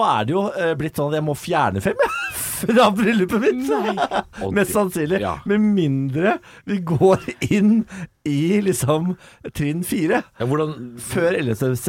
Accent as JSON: {"language": "Norwegian", "town": "Moss", "region": "Østfold", "country": "Norway", "said": "jeg er fra Moss og Vestfold."}